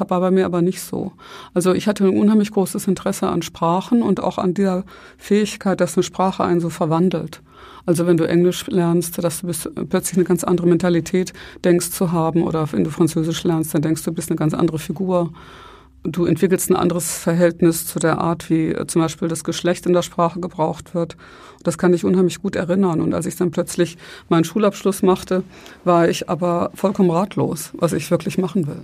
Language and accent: German; Ruhr area, North Rhine-Westphalia, Germany; also born or lived in Breisgau / Berlin; ich bin im Ruhrgebiet aufgewachsen, mehr oder weniger seitdem ich fünf war